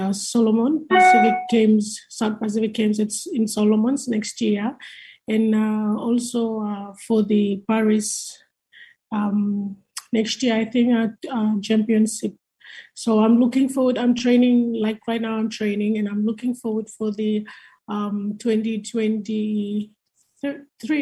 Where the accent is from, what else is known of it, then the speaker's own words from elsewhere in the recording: Malekula, Malampa, Vanuatu; I'm from Malekula, one of the second biggest island